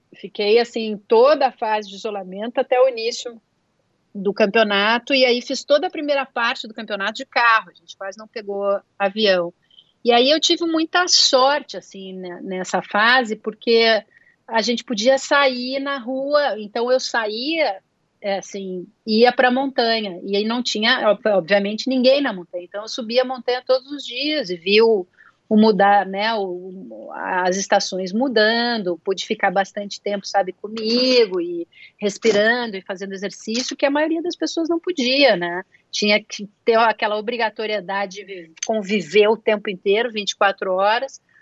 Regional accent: Brazil; moved away; eu sou do Brasil

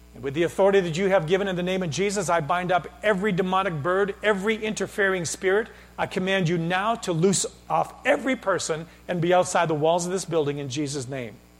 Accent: Canada; I'm Canadian

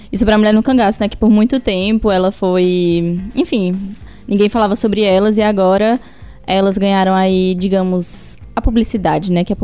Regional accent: Ceará, Brazil; eu sou do Ceará, como é que eu não sabia?

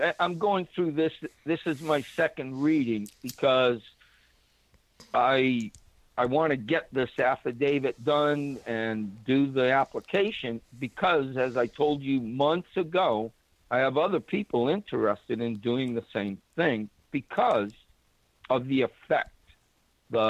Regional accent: New Bedford, Massachusetts, United States; moved away; my first time I moved away from my hometown, all my buddies, and of course, this is New Bedford, I got all these fishermen buddies

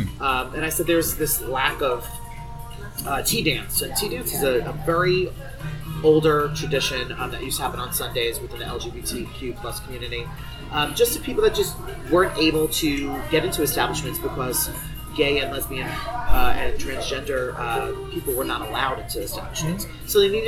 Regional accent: New Jersey, United States; moved away; years ago from New Jersey. And literally the first scene that accepted me being down here, you know, as a Northerner or a Yankee

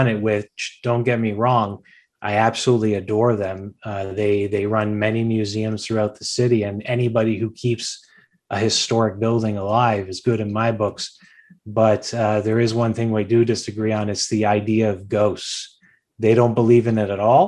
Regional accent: Hamilton, Ontario, Canada; I'm born and raised here. I was raised in the East End. I currently live in the East End. You know, I'm a real Hamiltonian.

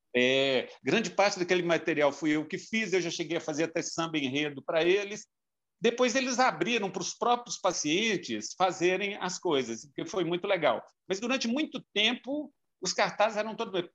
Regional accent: João Monlevade, Minas Gerais, Brazil; moved away as an adult; Eu nasci em João Monlevade

